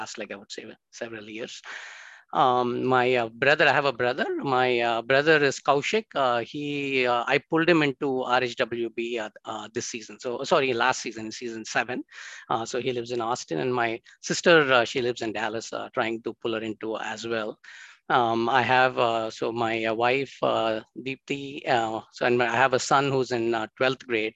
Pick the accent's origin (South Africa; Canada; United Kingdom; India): India; also born or lived in Chennai, Tamil Nadu / Hyderabad, Telangana; Grew up in Madras and in Hyderabad